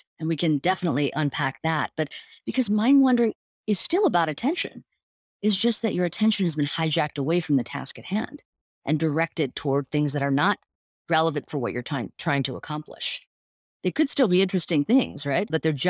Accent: India; I mean, I was actually sort of, as an Indian woman, grew up with parents that meditated, and it was sort of part of the cultural norms to do these practices.

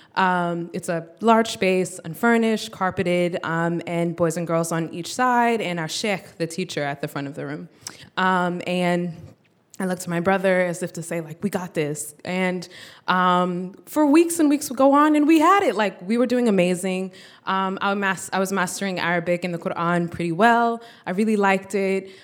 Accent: United States; born or raised there

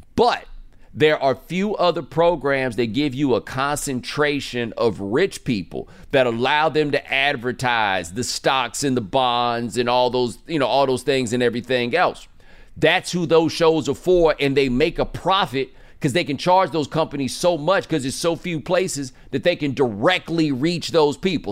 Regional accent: Texas, United States; I'm from Texas

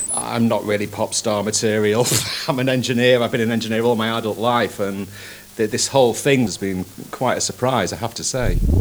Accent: Manchester, North West England, United Kingdom; I was born in Didsbury, Manchester. I grew up in the 1970s

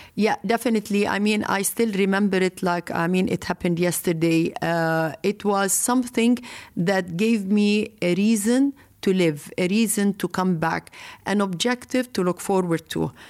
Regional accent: Lebanon; I come from Lebanon

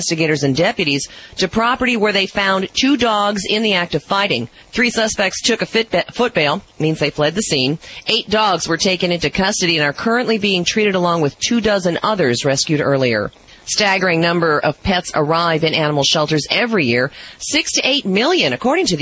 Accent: Chicago, Illinois, United States; moved away; I was raised in Chicago

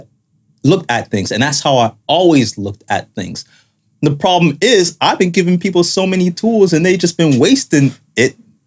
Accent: Canada; from just being in Canada as a Canadian.

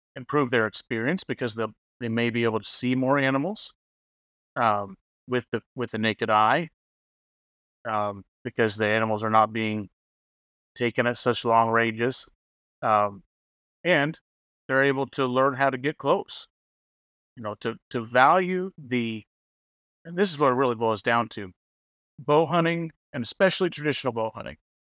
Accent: Oklahoma, United States; now in Kansas, United States; I live in Kansas. I grew up in Oklahoma.

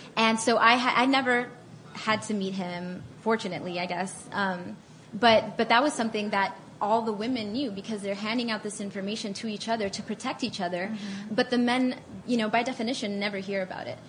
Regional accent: Miami, Florida, United States; moved away as an adult; also born or lived in Atlanta; I grew up in Miami, so a lot of Hispanic people.

